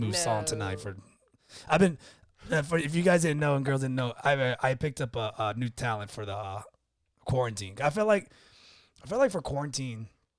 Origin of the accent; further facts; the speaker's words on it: Florida, United States; also born or lived in Texas; See, I consider myself a Floridian boy, even though I was born in Texas, but I never, you know, whatever, memory and being a military brat.